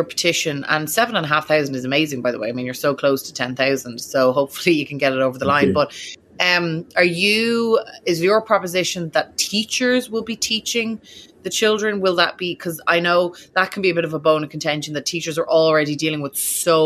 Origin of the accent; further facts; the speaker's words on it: Ireland; now in United States; an Irish person living in America